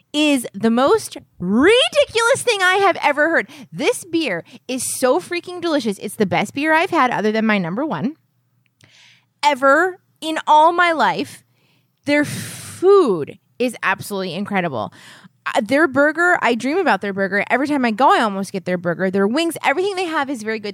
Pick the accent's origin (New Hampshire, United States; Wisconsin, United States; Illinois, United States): New Hampshire, United States; I was born in New Hampshire.